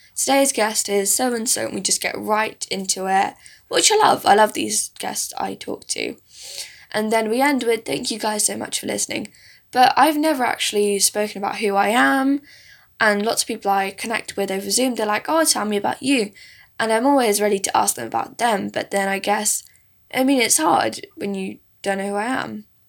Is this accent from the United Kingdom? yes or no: yes; south of England, United Kingdom; English is a second language; also born or lived in India; I was actually born in India, but I stayed there for a few years, and then I live with my parents in England. I have been doing since I was about four years old. So I really grew up in this country